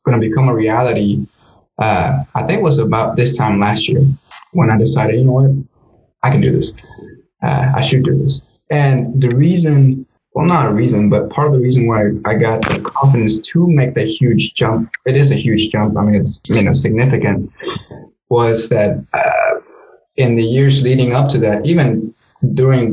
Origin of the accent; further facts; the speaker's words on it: Navasota, Texas, United States; also born or lived in Guanajuato, Mexico; in my hometown in Navasota, Texas